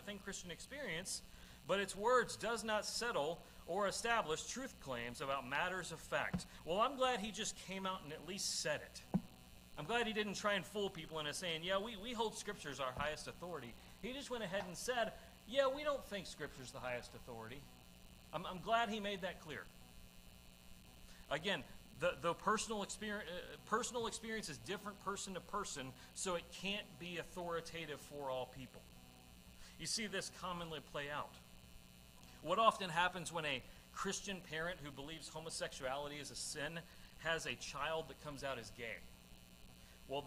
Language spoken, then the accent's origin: English; Madisonville, United States; moved away; the majority of churches in my hometown broadcast their sermons on Facebook Live